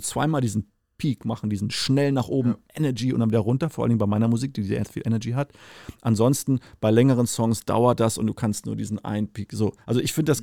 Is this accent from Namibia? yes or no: yes; Namibia; now in Germany; bin ich aufgewachsen, in Namibia geboren